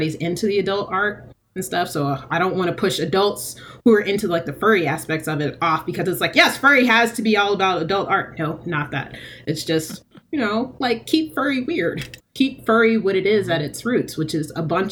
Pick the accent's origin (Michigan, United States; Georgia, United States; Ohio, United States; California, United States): Georgia, United States; Decatur; I lived in Decatur growing up in Georgia